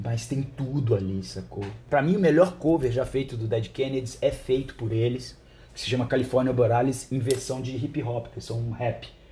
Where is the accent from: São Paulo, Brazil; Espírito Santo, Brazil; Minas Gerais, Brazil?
Espírito Santo, Brazil; Vitória; eu como venho de Vitória, não sou do Rio Grande do Sul